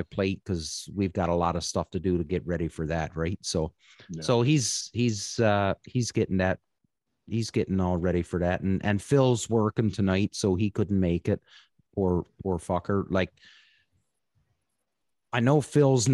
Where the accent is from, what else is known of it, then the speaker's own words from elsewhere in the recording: Newfoundland and Labrador, Canada; moved away; growing up in Newfoundland, when I worked in the woods